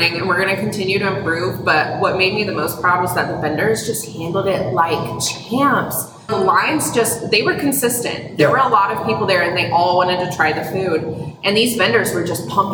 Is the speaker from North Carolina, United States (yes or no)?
yes; North Carolina, United States; I was born and raised in North Carolina, 13th generation